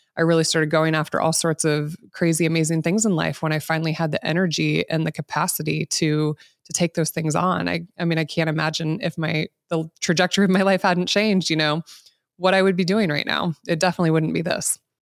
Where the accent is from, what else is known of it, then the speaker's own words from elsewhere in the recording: Midwest, United States; I grew up here in the Midwest, eighties and nineties